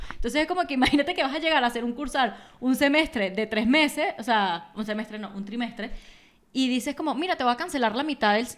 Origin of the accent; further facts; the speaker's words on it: Acarigua, Portuguesa, Venezuela; O sea, yo soy de Acarigua